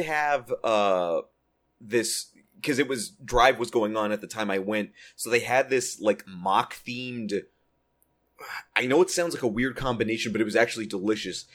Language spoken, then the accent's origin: English; Texas, United States; now in Southern California, United States; my home state of Texas